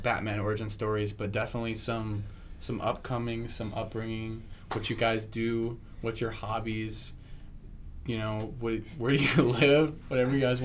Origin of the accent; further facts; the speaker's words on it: Lincoln, Nebraska, United States; I'm from Lincoln